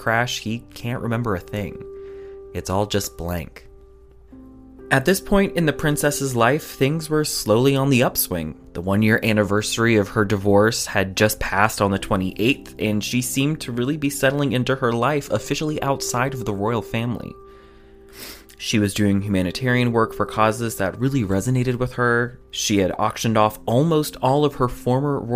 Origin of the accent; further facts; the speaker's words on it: United States; Here in America